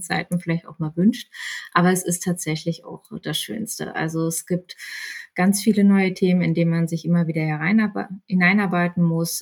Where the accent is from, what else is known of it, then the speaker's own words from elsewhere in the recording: Bielefeld, North Rhine-Westphalia, Germany; moved away as an adult; also born or lived in Berlin; bin dann mit meinem ähm, jetzigen Mann nach Bielefeld gezogen, ist meine Heimatstadt